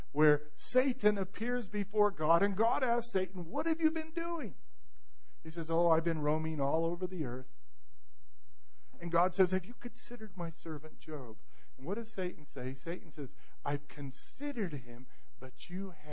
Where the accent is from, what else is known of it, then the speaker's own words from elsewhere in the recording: Modesto, California, United States; I grew up in Modesto, California.